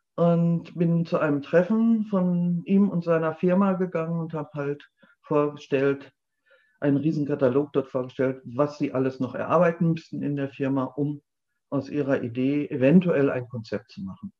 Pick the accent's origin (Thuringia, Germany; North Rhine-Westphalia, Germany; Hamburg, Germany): North Rhine-Westphalia, Germany; moved away as an adult; also born or lived in Berlin; now in Liepen, Germany; ich gebürtig aus Ostwestfalen komme und äh, dort auch sehr beschaulich, auch in einem sehr ländlichen Bereich aufgewachsen bin